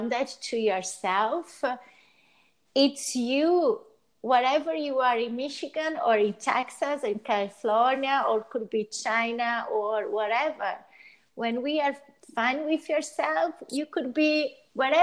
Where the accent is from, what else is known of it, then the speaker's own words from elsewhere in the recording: Brazil; moved away as an adult; also born or lived in Italy; I'm originally from Brazil and my family is from Brazil